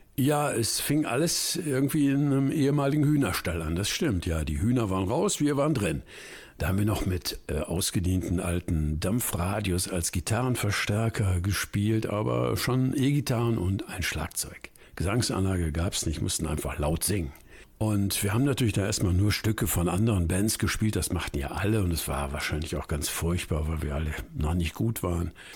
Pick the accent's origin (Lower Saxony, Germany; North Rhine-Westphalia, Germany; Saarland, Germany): North Rhine-Westphalia, Germany; Iserlohn; now in Northern Germany; Ich bin in Letmate geboren, bin also Sauerländer